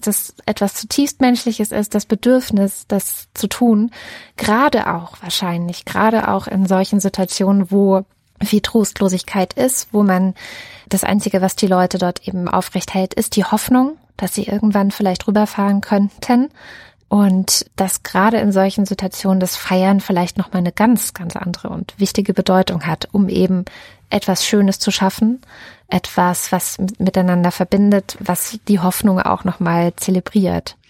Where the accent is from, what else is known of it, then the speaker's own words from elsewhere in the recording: Baden-Württemberg, Germany; in Baden-Württemberg zur Schule gegangen